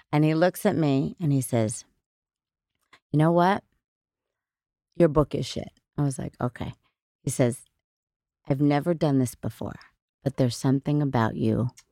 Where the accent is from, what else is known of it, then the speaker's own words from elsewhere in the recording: Middletown, New York, United States; I was born in Middletown, New York